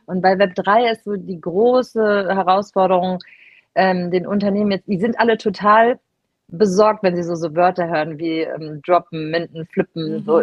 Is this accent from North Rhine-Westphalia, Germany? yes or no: yes; Cologne, North Rhine-Westphalia, Germany; Ich bin ja Kölnerin